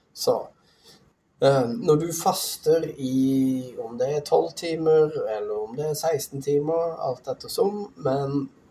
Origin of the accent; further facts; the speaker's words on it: Tromsø, Troms, Norway; jeg vokste opp i Tromsø